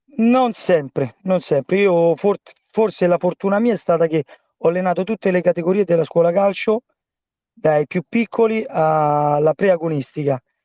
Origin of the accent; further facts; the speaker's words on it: Rome, Lazio, Italy; io sono di Pietralata, e dove giocavo già da bambino con la Polisportiva Albarussa